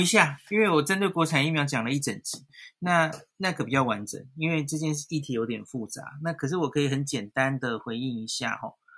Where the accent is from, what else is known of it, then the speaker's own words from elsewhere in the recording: Taiwan; 我们台湾人蛮多都是，就是家庭，就是多代同堂是居住在一起的